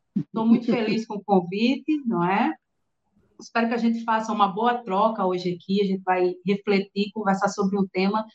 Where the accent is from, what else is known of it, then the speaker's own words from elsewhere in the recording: Natal, Rio Grande do Norte, Brazil; eu sou aqui de Natal, Rio Grande do Norte